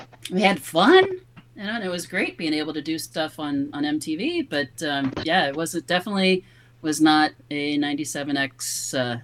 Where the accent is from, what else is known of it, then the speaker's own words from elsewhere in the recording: Cincinnati, Ohio, United States; growing up in Cincinnati